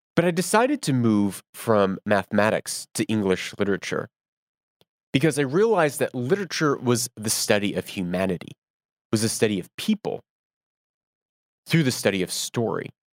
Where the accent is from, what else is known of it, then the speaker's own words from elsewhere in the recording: United States; moved away; I do not live in America. I am American.